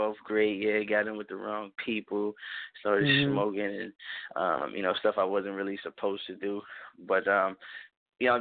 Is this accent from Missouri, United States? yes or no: no; Pittsburgh, Pennsylvania, United States; moved away; I'm originally from Pittsburgh, Pennsylvania. So I'm born and raised